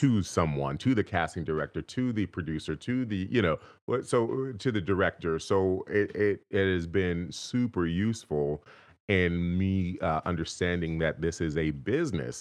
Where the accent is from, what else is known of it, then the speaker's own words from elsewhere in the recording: Inglewood, California, United States; I was actually born and raised right in Inglewood, California